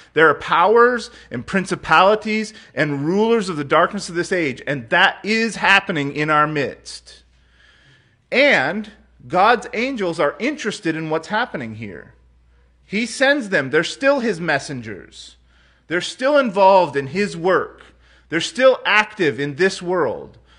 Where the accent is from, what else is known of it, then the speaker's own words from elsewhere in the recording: United States; I'm an American